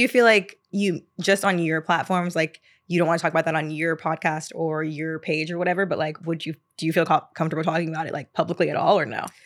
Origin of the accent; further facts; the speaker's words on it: the South, United States; now in New York, United States; growing up in the South